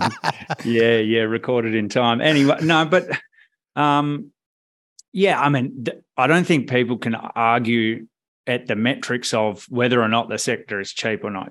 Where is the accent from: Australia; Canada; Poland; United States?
Australia; Perth, Western Australia; moved away as an adult; I am from Perth originally, Um, grew up there, went to uni there